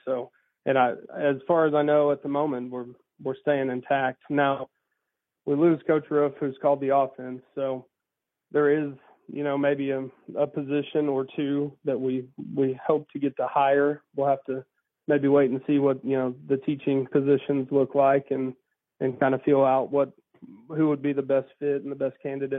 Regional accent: McAlester, Oklahoma, United States; I'm from McAllister, okay. Southeastern Oklahoma.

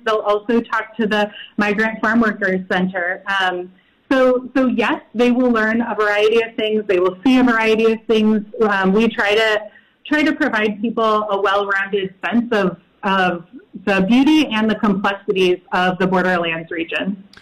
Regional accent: Midwest, United States; moved away as an adult; also born or lived in El Paso, Texas; now in Las Cruces, United States; I'm originally from the Midwest

